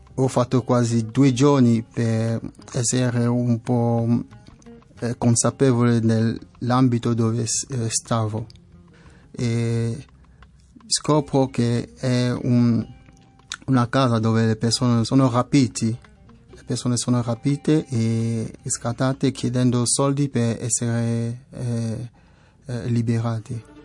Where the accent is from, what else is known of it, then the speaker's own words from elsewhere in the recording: West, Cameroon; Italian is a second language; moved away as an adult; also born or lived in Douala, Cameroon; now in Italy; Vengo da Camerun, che è un paese dell'Africa centrale. Ho vissuto in una città che si chiama Douala. Prima stavo nel mio villaggio all'ovest del paese